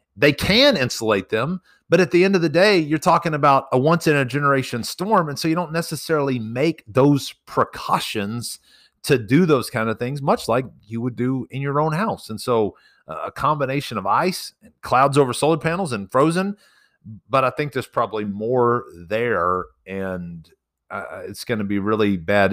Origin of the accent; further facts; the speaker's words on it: Texas Panhandle, United States; I'm from the Panhandle